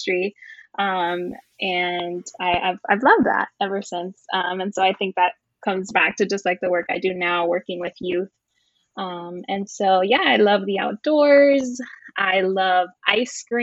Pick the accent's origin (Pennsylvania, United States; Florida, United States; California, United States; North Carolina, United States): Florida, United States; Miami; I was born and raised in Miami